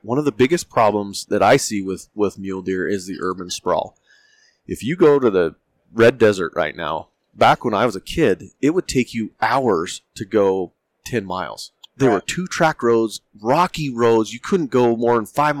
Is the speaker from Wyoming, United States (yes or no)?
yes; Jackson, Wyoming, United States; moved away; when we were growing up in Jackson, it was a small, small town.